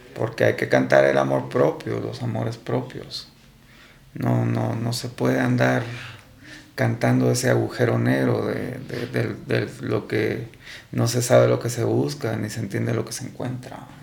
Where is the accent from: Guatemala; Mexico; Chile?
Guatemala; como guatemalteco nos está costando